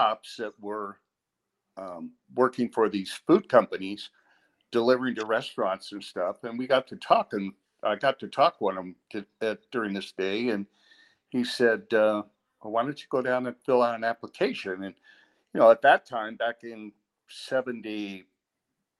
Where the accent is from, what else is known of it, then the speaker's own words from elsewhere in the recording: San Gabriel Valley, California, United States; also born or lived in St. Louis, Missouri / La Puente, California / Pasadena, California; I grew up in the San Gabriel Valley